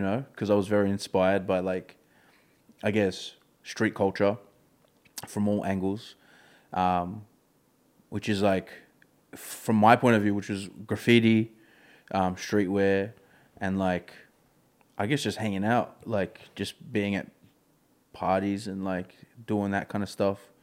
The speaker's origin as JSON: {"language": "English", "town": "Melbourne", "region": "Victoria", "country": "Australia", "tie": "born or raised there", "said": "I've been brought up in this community."}